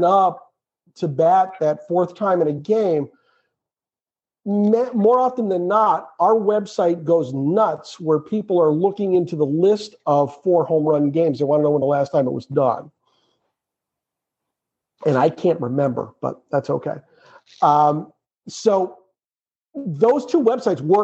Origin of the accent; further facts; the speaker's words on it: Western Massachusetts, United States; we grew up in Western Massachusetts